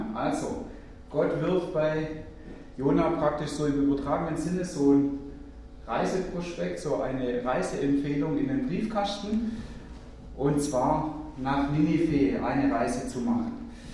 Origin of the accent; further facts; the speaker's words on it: Germany; bei uns in Deutschland